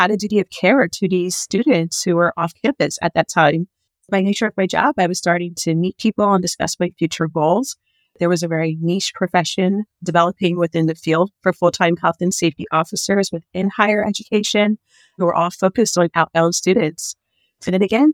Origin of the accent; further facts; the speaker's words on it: Philadelphia, Pennsylvania, United States; I practiced at a major law firm in my hometown of Philadelphia for 4 years.